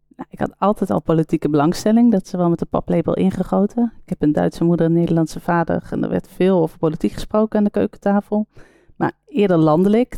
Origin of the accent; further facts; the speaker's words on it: Netherlands; als Nederlander